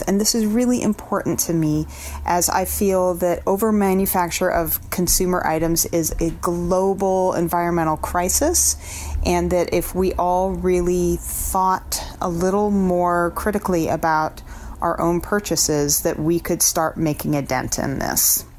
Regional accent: Portland, Oregon, United States; I'm from Portland, Oregon

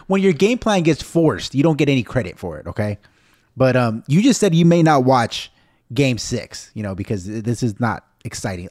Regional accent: United States; I'm Mexican American, I'm so American

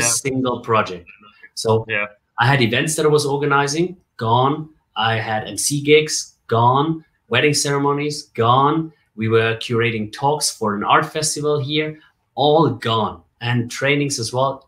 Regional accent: Bavaria, Germany; moved away as an adult; now in Dubai, United Arab Emirates; So I grew up in Germany, right? Born and raised in Germany, and I I had a really good time in Bavaria

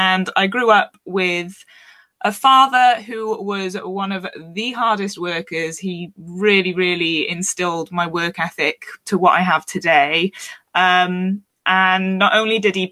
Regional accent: Wales, United Kingdom; also born or lived in London; you might have picked up on the accent. I am from Wales in the UK. I grew up quite isolated.

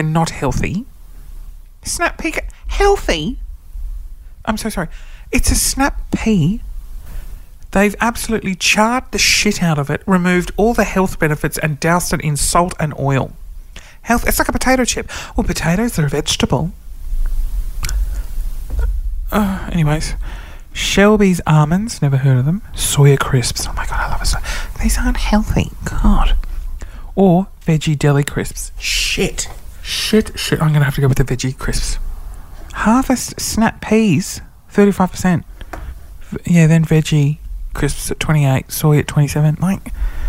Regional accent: Sydney, New South Wales, Australia; now in Queensland, Australia; I'm not from Queensland. I'm from Sydney

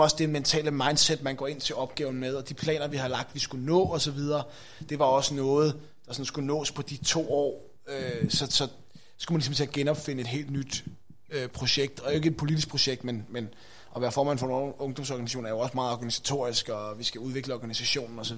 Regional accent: Greve, Zealand, Denmark; also born or lived in Hvidovre; Jeg er født i Hvidovre, øh, opvokset i, øh, i Greve. Øh, der bor jeg stadigvæk

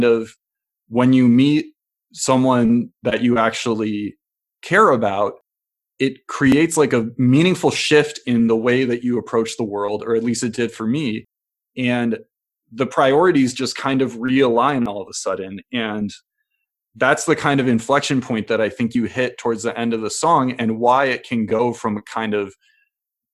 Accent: Midwest, United States; someone who grew up in the Midwest

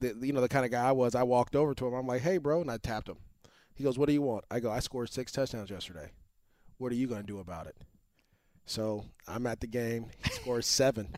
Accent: Antioch, California, United States; I grew up, we grew up in Antioch together

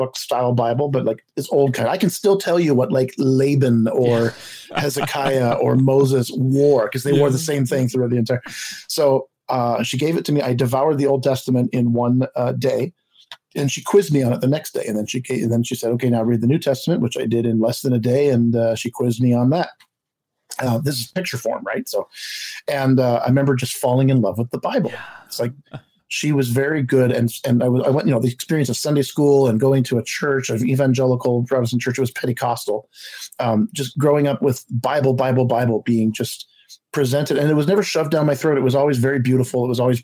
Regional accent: Montreal, Quebec, Canada; I was born in Montreal to two parents

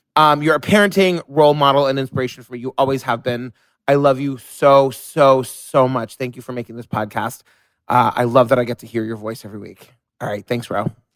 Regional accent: New York City, New York, United States; I'm a New Yorker

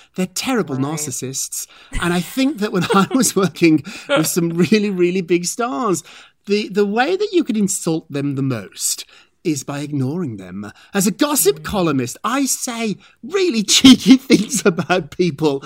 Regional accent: United Kingdom; now in United States; I'm British

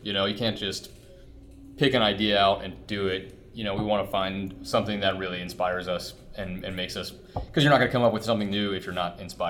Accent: Southern Maryland, United States; I grew up in Southern Maryland

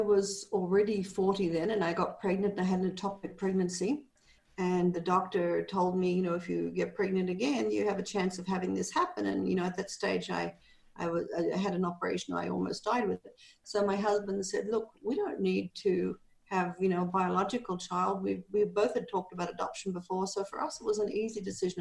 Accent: Australia; moved away as an adult; also born or lived in Canada; now in Panajachel, Guatemala; I'm Australian, and I am 67 years old, and I live in Guatemala, in Panajachel, Guatemala.

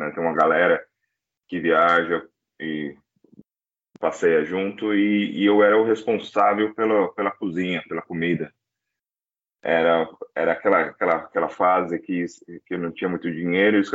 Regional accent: São Bernardo do Campo, São Paulo, Brazil; moved away as an adult; now in Australia; Sou de São Bernardo

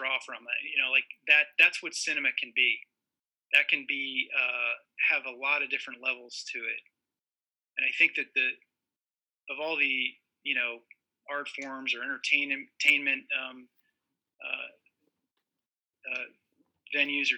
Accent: Morgantown, West Virginia, United States; I grew up in Morgantown, West Virginia

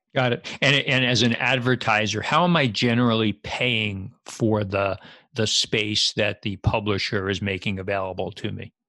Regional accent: New York, United States; moved away as an adult; now in New Jersey, United States; I live in New Jersey and have for the last thirty years. I grew up in New York

